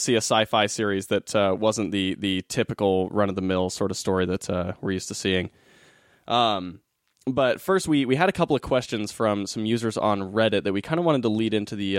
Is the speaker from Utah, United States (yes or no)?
yes; Utah, United States; also born or lived in Hollywood, Los Angeles; now in Silver Lake, Los Angeles, United States; I'm from Utah originally, but I lived in Hollywood before Silver Lake.